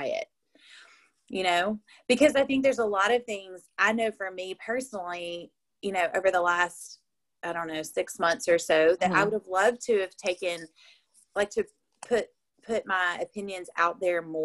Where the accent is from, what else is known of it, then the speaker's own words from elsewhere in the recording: Bible Belt, the South, United States; I was raised in the South in the Bible Belt